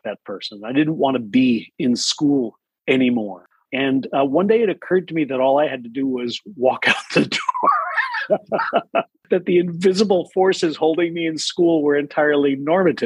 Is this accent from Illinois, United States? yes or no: yes; Chicago, Illinois, United States; also born or lived in Ithaca, New York; I was raised largely in the Chicago area.